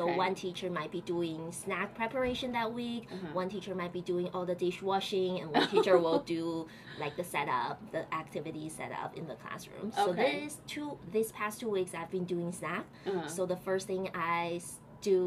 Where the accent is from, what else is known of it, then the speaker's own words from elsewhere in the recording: Beijing, China; moved away as an adult; now in New York City, United States; I'm from Beijing, China. Yeah, I was born and raised there.